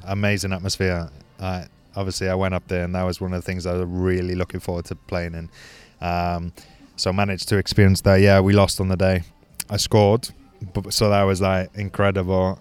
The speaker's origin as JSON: {"language": "English", "region": "Wales", "country": "United Kingdom", "also_born_or_lived": "Caerphilly", "moved": "as an adult", "said": "being Welsh"}